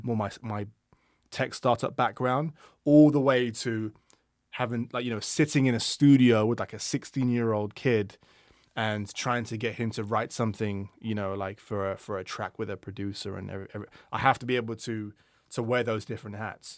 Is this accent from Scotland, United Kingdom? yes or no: no; London, United Kingdom; when I grew up in London